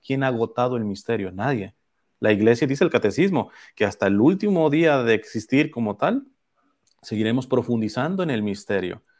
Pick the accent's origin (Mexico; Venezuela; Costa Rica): Mexico; now in Los Angeles, United States; en, mi pueblo, en México, este, tuvimos el siglo pasado una persecución atroz